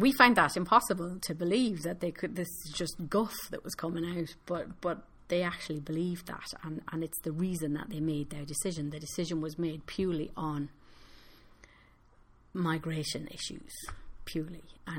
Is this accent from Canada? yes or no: no; United Kingdom; moved away as an adult; now in Ireland; I no longer have a vote in the UK, so I it's a decision that is imposed on me as a British citizen